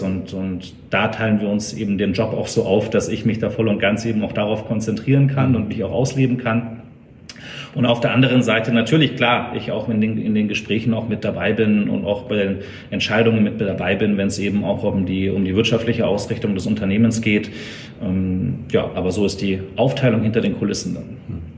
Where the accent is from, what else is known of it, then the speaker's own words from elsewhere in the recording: Munich, Bavaria, Germany; geboren in München, aufgewachsen bei München